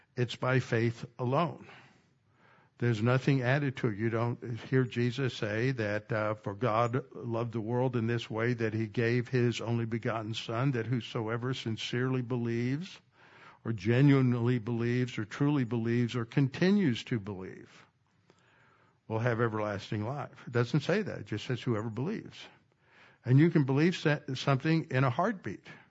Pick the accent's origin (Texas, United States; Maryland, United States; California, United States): Texas, United States; I grew up in Texas